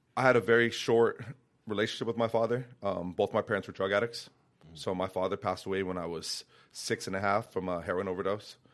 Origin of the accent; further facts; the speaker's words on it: Santa Fe, New Mexico, United States; moved away; I was born and raised in Santa Fe, New Mexico